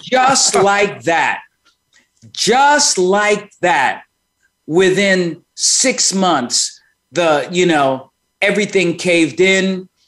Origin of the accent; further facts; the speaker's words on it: New York City, New York, United States; moved away as an adult; also born or lived in Manhattan / Rochester, New York / Washington, D.C.; grew up in Brooklyn, born in Manhattan, grew up in Brooklyn, uh, spent most of my life there